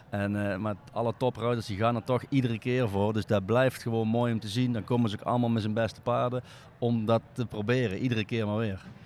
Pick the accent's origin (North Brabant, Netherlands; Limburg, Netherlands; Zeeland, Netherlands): North Brabant, Netherlands; We komen uit Brabant